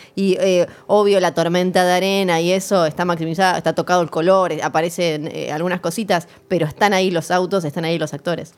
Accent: Ushuaia, Tierra del Fuego, Argentina; moved away; soy de Tierra del Fuego, soy de Ushuaia, así que crecí con la frase fin del mundo con otro significado

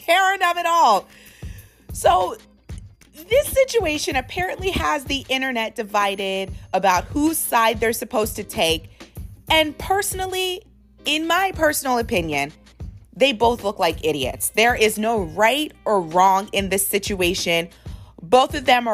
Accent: United States; I was raised obviously here in America

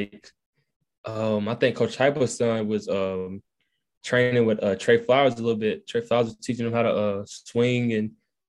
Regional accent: Newton, Georgia, United States; From Newton, Georgia.

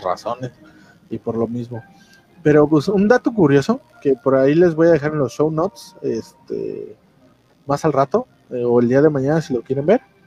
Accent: Mexico; ya ves cómo somos los mexicanos

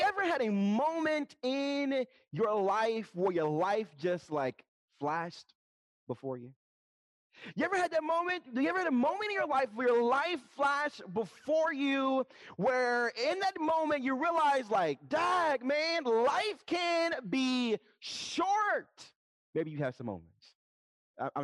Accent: Dayton, Ohio, United States; moved away; I'm originally from Dayton, Ohio, from the city

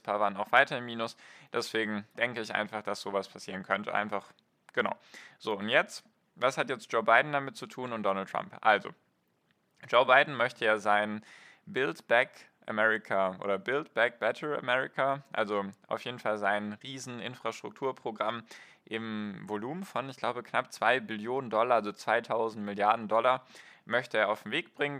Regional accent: Germany; bei uns in Deutschland und Europa

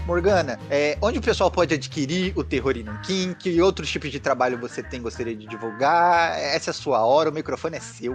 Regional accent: São Paulo, Brazil; Eu sou paulista

